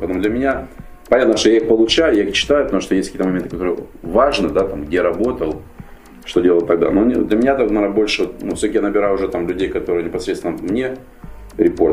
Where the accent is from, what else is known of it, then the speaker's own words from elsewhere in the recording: Ukraine; moved away as an adult; also born or lived in Kharkiv, Ukraine / United States; я был выходец из Украины